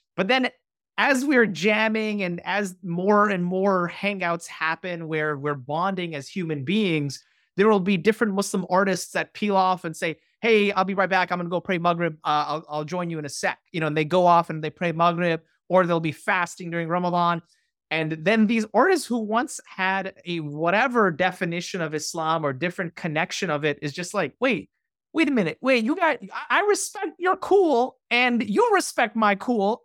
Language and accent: English; New York, United States; we grew up, you know, as a New Yorker, these institutions were around us